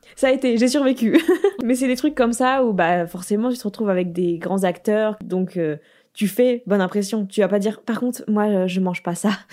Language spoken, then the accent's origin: French; France; moved away as an adult; now in Los Angeles, United States; je suis née en France, j'habite aux États-Unis